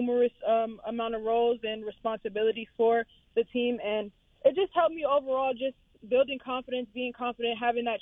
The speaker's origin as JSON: {"language": "English", "region": "New York", "country": "United States", "tie": "born or raised there", "moved": "yes", "said": "I'm from New York, so I grew up, you know, trash talking, playing against cousins, playing against guys in the park"}